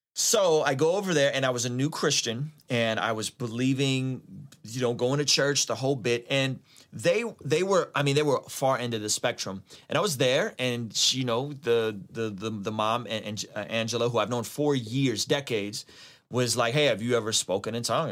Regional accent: San Diego, California, United States; also born or lived in Azerbaijan; now in Vista, United States; I grew up in San Diego

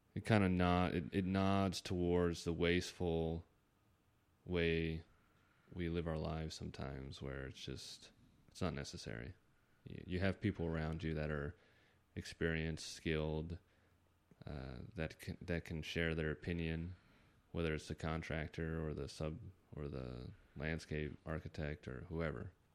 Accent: Northern Virginia, United States; now in San Diego, United States; I'm from the East Coast

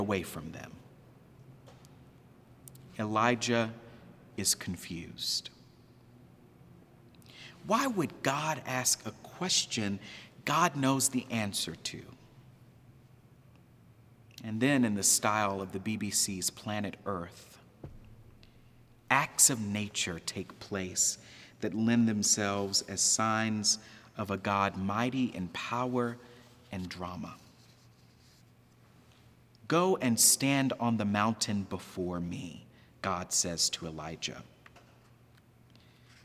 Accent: Texas, United States; growing up in Texas, we called it Baal.

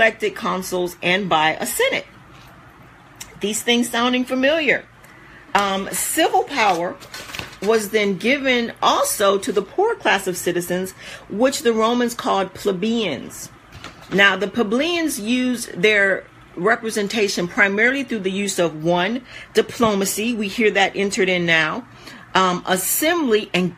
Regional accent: United States; who we are as American citizens

